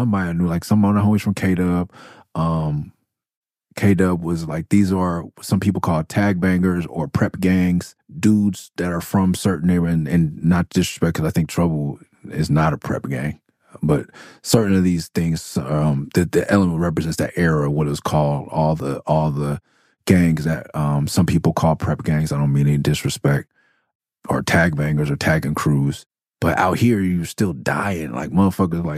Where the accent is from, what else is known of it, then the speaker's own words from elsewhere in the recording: Los Angeles, California, United States; I was born in Midtown and still went to elementary school for a little bit over there